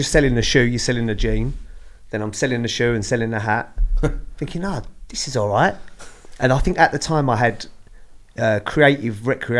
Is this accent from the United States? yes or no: no; London, United Kingdom; No, I'm actually from Lewisham.